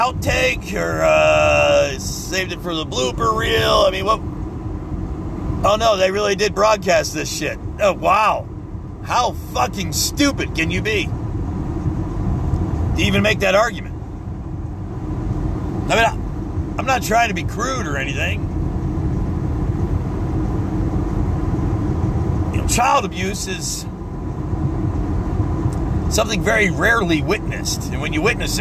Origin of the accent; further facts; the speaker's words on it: United States; As an American